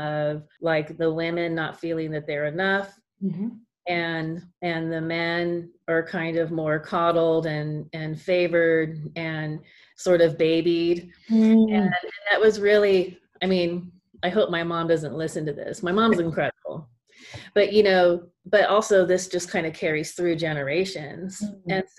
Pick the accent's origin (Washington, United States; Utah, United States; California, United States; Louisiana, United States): California, United States; I was born in California, and I have a part of the family that is, like, a surfers and into the surf culture. So we grew up with the beach